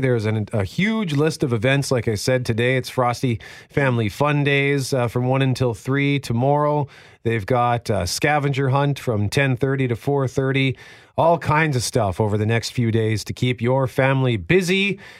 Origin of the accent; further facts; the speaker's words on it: Winnipeg, Manitoba, Canada; I grew up in Transcona